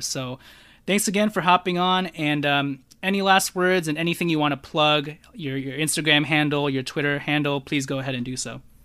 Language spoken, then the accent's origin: English; Los Angeles, California, United States; someone who's from L